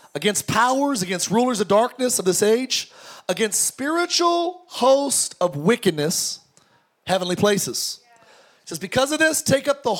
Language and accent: English; Antelope Valley, California, United States; I grew up in the Antelope Valley, the home of … and Paul George.